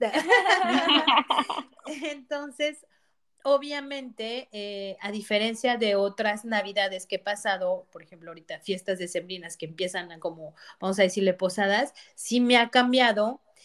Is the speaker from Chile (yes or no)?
no; Mexico; moved away as an adult; also born or lived in Avignon, France; now in France; a mí como mexicana